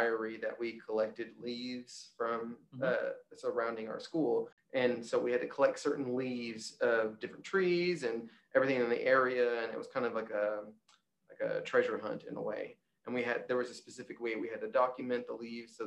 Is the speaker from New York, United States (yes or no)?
no; Arkansas, United States; I grew up in Arkansas and I've stayed in Arkansas